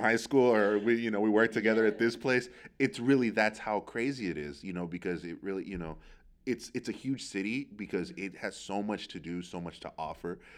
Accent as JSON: {"language": "English", "town": "San Francisco", "region": "California", "country": "United States", "tie": "born or raised there", "said": "I grew up out near the Excelsior"}